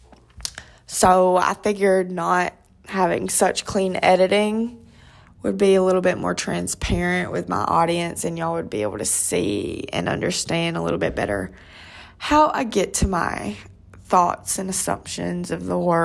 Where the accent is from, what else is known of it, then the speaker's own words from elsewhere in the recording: Georgia, United States; also born or lived in Atlanta, Georgia / South Carolina; if you travel 3 hours south to my hometown